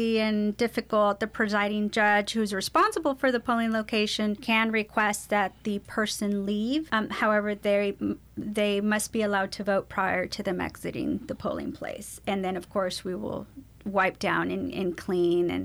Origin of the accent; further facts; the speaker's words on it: United States; as an American